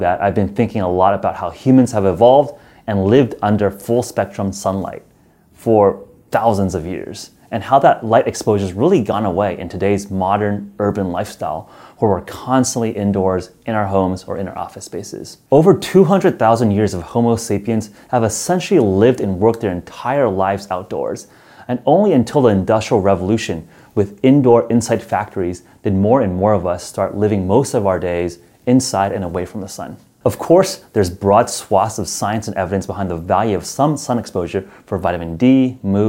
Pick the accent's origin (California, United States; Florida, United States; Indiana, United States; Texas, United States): California, United States; San Francisco; my hometown of San Francisco